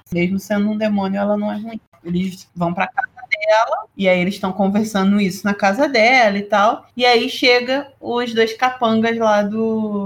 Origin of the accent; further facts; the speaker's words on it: Brazil; a gente é brasileiro